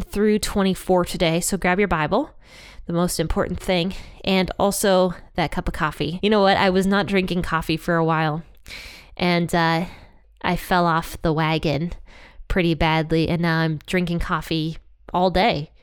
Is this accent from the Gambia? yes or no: no; Ohio, United States; I love Ohio because it's my home state